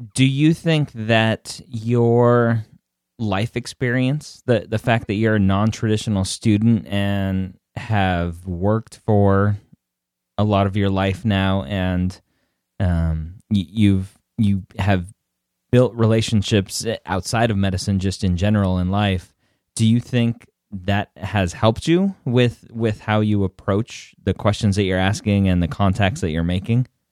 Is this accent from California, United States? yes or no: yes; Redondo Beach, California, United States; I grew up in um, Redondo Beach